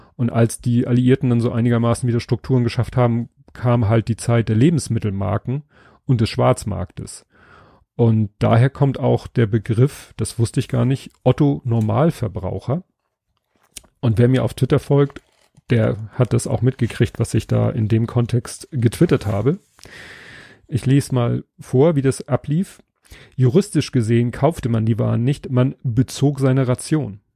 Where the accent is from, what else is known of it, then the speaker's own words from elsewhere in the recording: Hamburg, Germany; Ich bin hier in Stalzhoop aufgewachsen